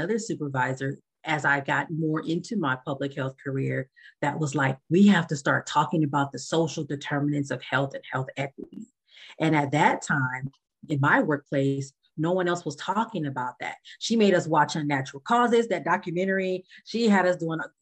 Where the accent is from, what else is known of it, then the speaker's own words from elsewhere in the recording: Los Angeles, California, United States; I am from Los Angeles, California